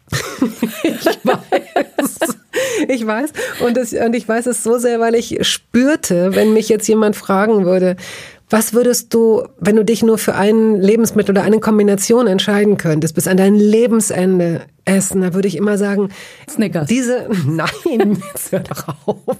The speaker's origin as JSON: {"language": "German", "town": "Hanover", "region": "Lower Saxony", "country": "Germany", "tie": "born or raised there", "also_born_or_lived": "Tehran", "said": "ich bin in Hannover aufgewachsen"}